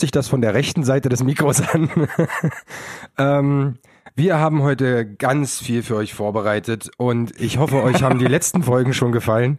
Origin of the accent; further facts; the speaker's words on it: Berlin, Germany; als Berliner